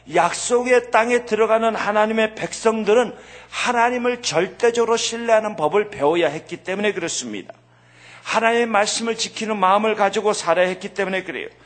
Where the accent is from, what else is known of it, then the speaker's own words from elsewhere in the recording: United States; 미국에서 자라면서